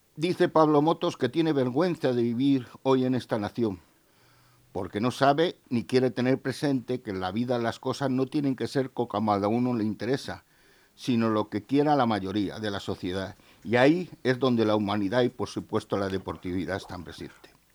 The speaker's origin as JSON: {"language": "Spanish", "country": "Spain"}